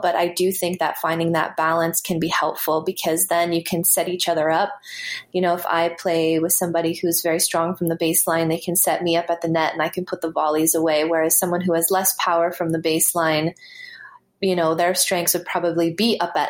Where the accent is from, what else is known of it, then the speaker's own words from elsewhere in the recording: Canada; I think also growing up in Canada, where so much of the year you have to play indoors